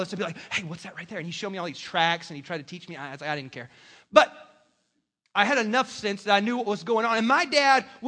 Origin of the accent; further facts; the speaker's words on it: South Carolina, United States; moved away; I'm from South Carolina.